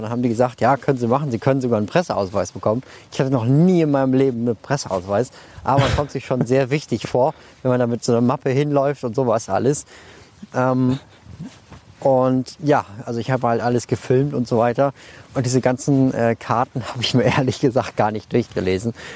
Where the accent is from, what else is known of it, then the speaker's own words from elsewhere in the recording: Germany; now in Munich, Germany; ich komme ja nicht aus München, sondern aus der Nähe von Bremen